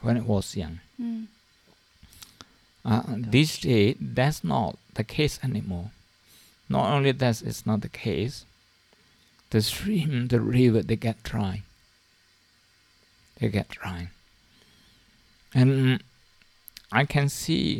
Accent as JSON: {"language": "English", "region": "Shan State", "country": "Myanmar", "tie": "born or raised there", "moved": "yes", "said": "in my hometown, in the part of my hometown, in Shan State, in Myanmar, in Burma. For the last 40 years, I think I left home about 40 years"}